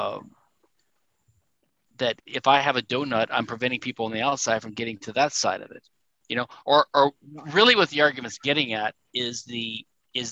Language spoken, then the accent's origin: English; Louisiana, United States; Louisiana, I'm from Louisiana